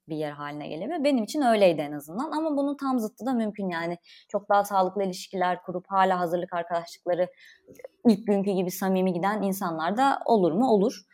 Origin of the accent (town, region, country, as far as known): Konya, Turkey